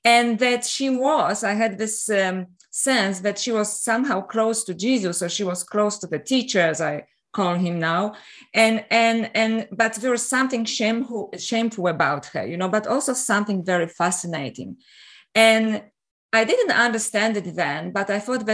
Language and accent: English; Poland; also born or lived in Canada / Paris, France; now in Australia; I'm originally from Poland. And I was brought up in an interesting environment